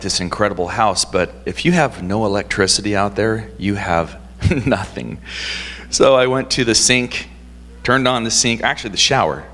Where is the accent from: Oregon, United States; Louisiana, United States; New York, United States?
Oregon, United States; Portland; moved away as an adult; also born or lived in Montana; I was born and raised in Portland